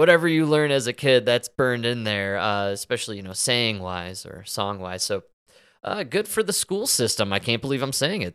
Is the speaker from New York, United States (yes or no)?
no; Chicago, Illinois, United States; I'm from Chicago